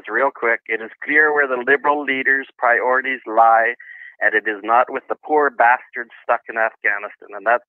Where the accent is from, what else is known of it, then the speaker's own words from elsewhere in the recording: Canada; I'm ashamed of being a Canadian